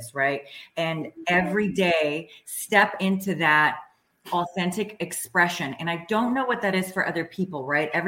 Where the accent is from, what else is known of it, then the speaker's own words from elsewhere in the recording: Washington, District of Columbia, United States; moved away as an adult; also born or lived in Czechoslovakia; now in Sarasota, United States; I grew up in former communist Czechoslovakia, very oppressive sort of regime. And then I grew up in Washington, D.C.